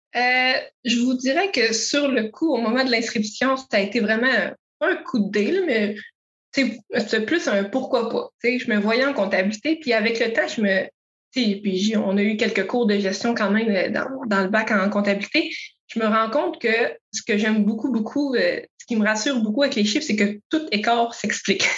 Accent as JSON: {"language": "French", "area": "Montérégie", "region": "Quebec", "country": "Canada", "tie": "born or raised there", "also_born_or_lived": "Matane / Rimouski", "moved": "as an adult", "said": "je suis native de la Montérégie, mais différents projets personnels m'ont fait adopter l'Est du Québec"}